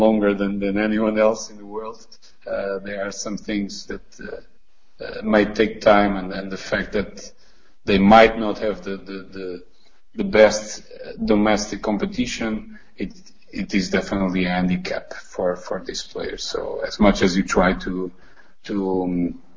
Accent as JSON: {"language": "English", "country": "Portugal", "said": "I come from Portugal"}